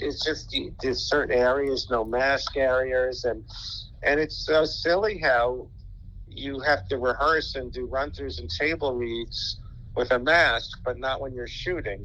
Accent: New York City, New York, United States; I grew up in Brooklyn, New York, in Sheepshead Bay

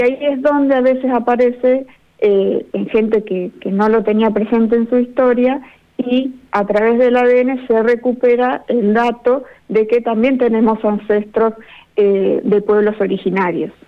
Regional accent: Buenos Aires Province, Argentina; en mi propio lugar y, un poco también eh, ahondar un poco más en nuestra propia historia, porque siempre la provincia de Buenos Aires se ha visto como muy europea

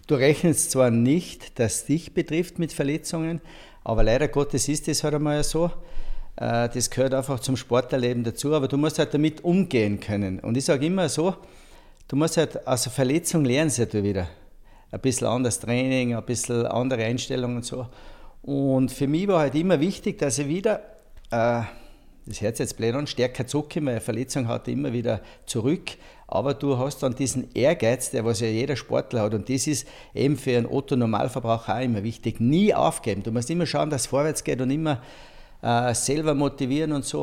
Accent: Saalbach-Hinterglemm, Salzburg, Austria; also born or lived in Saalfelden; Und ja, äh, weil bei uns hat es kein Spital gegeben damals und aufgewachsen in Saalbach-Hinterglem.

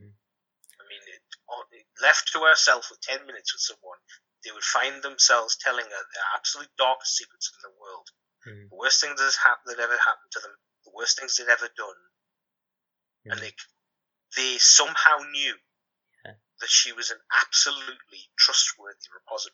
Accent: Durham Coalfield villages, North East England, United Kingdom; We're both from Durham Coalfield villages

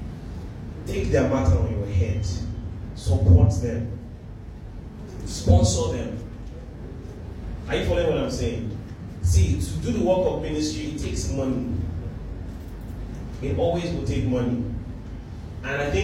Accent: Nigeria; being Nigerian

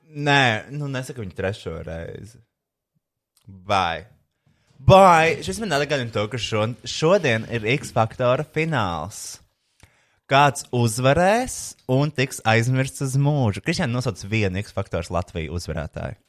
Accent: Latvia; es esmu latvietis.

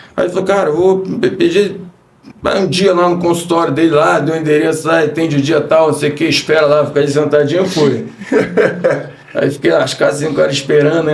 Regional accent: Rio de Janeiro, Brazil; eu sou aqui do Rio de Janeiro mesmo, né? Sou carioca

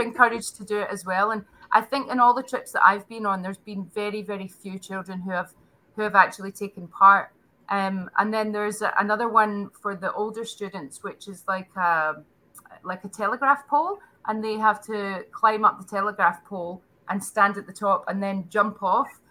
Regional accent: Scotland, United Kingdom; moved away as an adult; also born or lived in Abu Dhabi, United Arab Emirates; now in Prague, Czech Republic; I'm originally from Scotland

